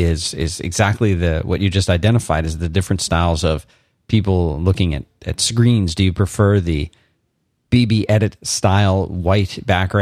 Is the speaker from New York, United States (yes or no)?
no; Philadelphia, Pennsylvania, United States; accent: Philadelphian Northeastern; moved away; also born or lived in Florida; I spent the first maybe third of my life in Philadelphia, and it was more than enough time for me to develop a Philadelphian Northeastern accent